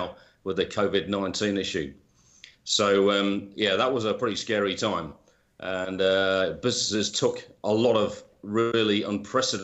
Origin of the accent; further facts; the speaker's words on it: United Kingdom; moved away; as you can probably tell by my accent, I'm originally from the UK